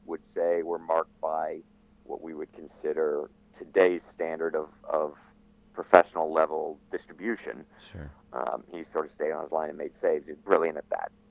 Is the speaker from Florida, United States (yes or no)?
yes; Florida, United States; moved away as an adult; also born or lived in England; growing up in Florida, ending up at Radford University